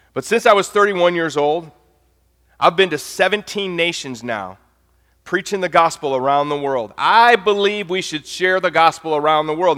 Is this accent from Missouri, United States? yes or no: yes; St. Louis, Missouri, United States; moved away as an adult; now in Nashville, United States; I'm from St. Louis, Missouri